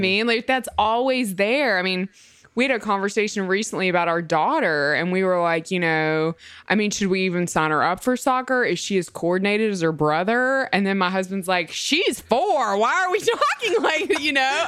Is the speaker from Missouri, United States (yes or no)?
no; Mississippi, United States; I'm from Mississippi